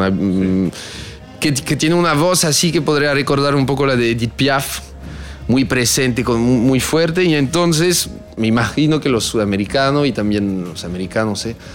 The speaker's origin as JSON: {"language": "Spanish", "country": "France", "second_language": "Spanish", "said": "lamentablemente tenemos un idioma que aunque digan que es"}